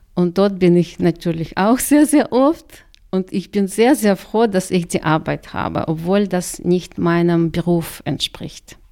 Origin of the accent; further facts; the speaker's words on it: Karaganda, Karaganda Region, Kazakhstan; first language Russian; German is a second language; moved away as an adult; also born or lived in Khabarovsk, Russia; now in Chemnitz, Germany; Ich habe in der Stadt das ganze Leben eigentlich verbracht und jetzt bin ich halt in Chemnitz.